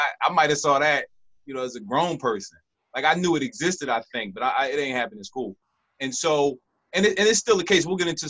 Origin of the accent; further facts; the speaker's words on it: Philadelphia, Pennsylvania, United States; I'm from Philadelphia, and I didn't go, I went to middle school in my neighborhood